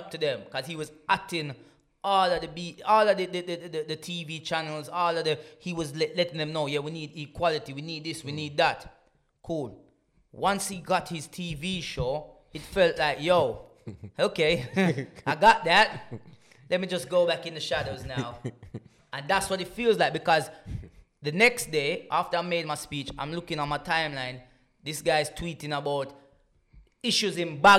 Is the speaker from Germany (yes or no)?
no; Jamaica; now in United Kingdom; I grew up in Jamaica, which is in the Caribbean